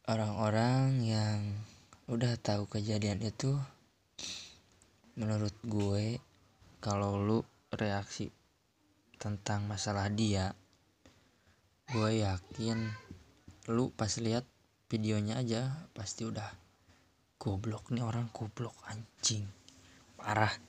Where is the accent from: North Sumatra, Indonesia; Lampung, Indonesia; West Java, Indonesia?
West Java, Indonesia; gue selaku warga Jawa Barat juga gitu kan